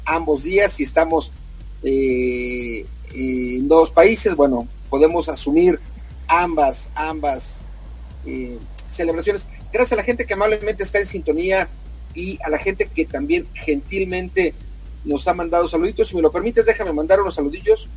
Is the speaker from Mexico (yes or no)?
yes; Mexico; siendo mexicanos